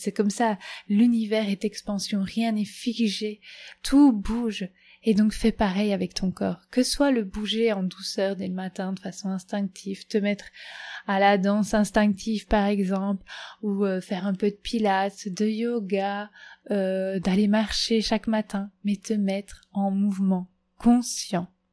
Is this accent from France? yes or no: no; Belgium; chez moi en Belgique